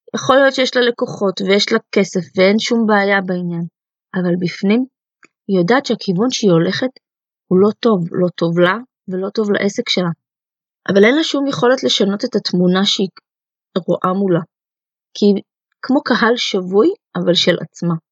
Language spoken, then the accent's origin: Hebrew; Israel; first language Russian; also born or lived in Soviet Union; עליתי לארץ אה, בגיל חצי שנה עם ההורים שלי מברית המועצות לשעבר, ומן הסתם השפה שדיברו בבית הייתה רוסית